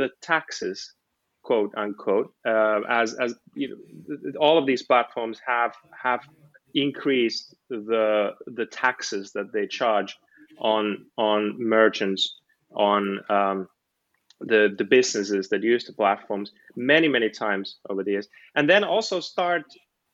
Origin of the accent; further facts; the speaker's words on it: Helsinki, Uusimaa, Finland; moved away as an adult; now in Oxford, United Kingdom; In Finland, I'm from Helsinki